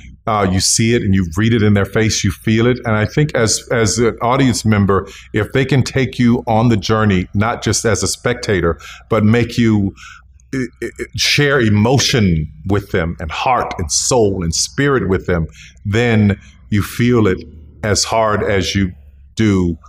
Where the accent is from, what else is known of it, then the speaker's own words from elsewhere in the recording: the South, United States; the understanding of being black in America, growing up in the South and having parents who endured Jim Crow and spending summers in rural Louisiana